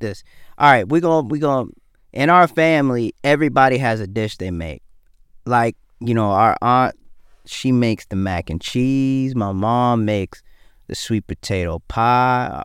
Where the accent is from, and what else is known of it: the South, United States; born or raised there; also born or lived in Detroit, Michigan